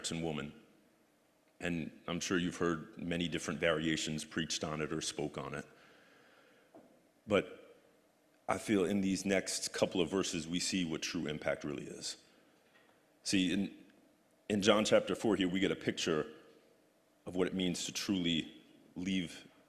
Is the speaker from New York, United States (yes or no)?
no; Union City, New Jersey, United States; I was born, I was raised in Union City.